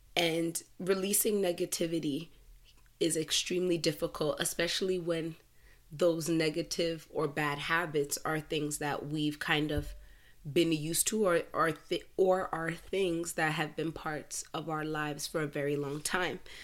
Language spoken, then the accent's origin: English; Canada; I'm Canadian. I was born in Canada